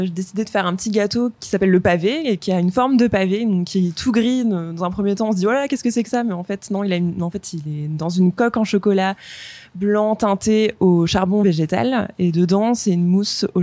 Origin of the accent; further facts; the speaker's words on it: Le Mans, Pays de la Loire, France; also born or lived in London; now in Nantes, France; on est du Mans à la base